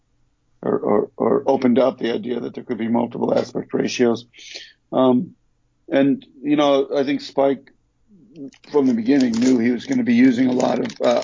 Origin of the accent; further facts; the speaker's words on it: Detroit, Michigan, United States; moved away; also born or lived in New York; growing up in Detroit and coming to New York